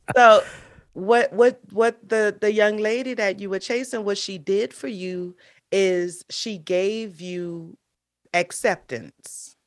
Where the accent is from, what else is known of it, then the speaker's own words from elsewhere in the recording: New Orleans, Louisiana, United States; moved away as an adult; also born or lived in Marrero, Louisiana; now in South Florida, United States; Louisiana is the state, New Orleans is the city, um, and so I'm, I'm from New Orleans, born and raised